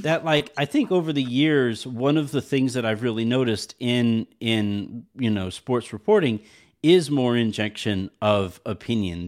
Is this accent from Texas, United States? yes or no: yes; El Paso, Texas, United States; moved away; I grew up in El Paso